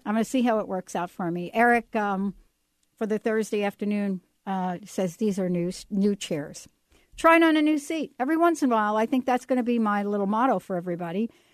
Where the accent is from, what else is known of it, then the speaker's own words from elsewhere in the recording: New York, United States; I grew up in the Bronx